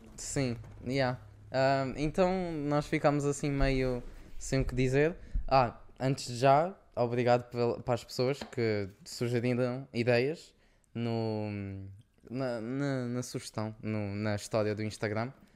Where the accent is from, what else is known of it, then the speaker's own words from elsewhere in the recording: Portugal; now in Luxembourg; somos tugas